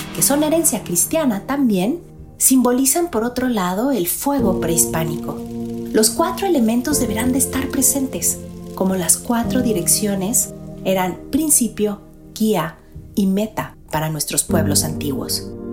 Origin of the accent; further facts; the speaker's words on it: Mexico; como mexicanos, somos resultado de un mundo prehispánico